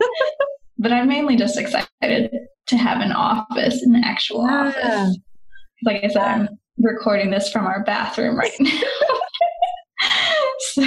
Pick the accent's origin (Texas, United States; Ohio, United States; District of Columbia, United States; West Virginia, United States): West Virginia, United States; moved away as an adult; also born or lived in Australia / Denmark / France; now in Portugal; We're from West Virginia, very small towns, very rural country